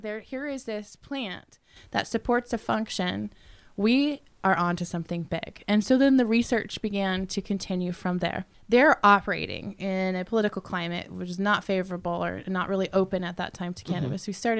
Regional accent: Colorado, United States; I'm from Colorado.

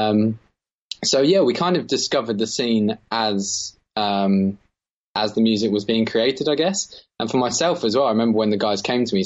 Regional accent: Margate, South East England, United Kingdom; So we're from Margate, always lived down here, us three

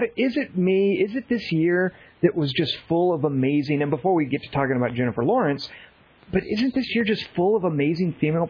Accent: Australia; Oh, that's right. We're all Australian.

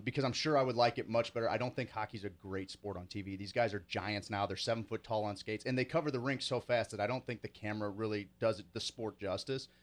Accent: St. Louis, Missouri, United States; moved away; also born or lived in Springfield; I grew up in St. Louis

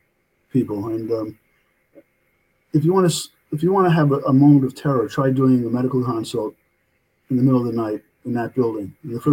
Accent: New York City, New York, United States; also born or lived in New Jersey; now in Loudonville, United States; I'm calling in from Loudonville, New York. I'm from New York. I was born in New Jersey, but grew up in Brooklyn, New York. Always a Brooklyn boy.

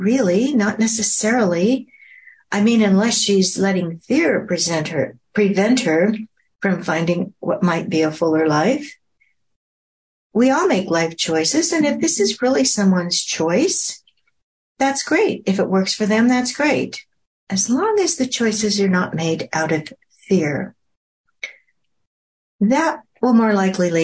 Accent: Oregon, United States; now in Kingwood, United States; my home state of Oregon

